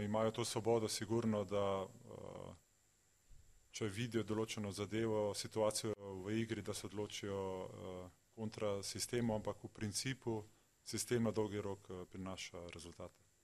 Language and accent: Slovenian; Slovenia; Slovenci smo uh, zelo zahtevni